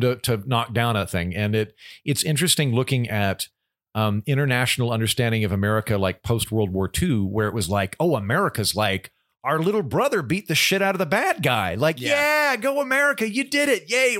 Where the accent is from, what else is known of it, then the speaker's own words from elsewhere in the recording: United States; as an American